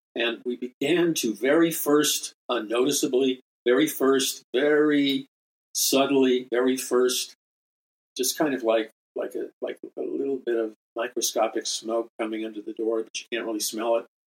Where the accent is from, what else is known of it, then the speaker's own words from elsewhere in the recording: New York City, New York, United States; from a very young boy growing up in Jackson Heights, Queens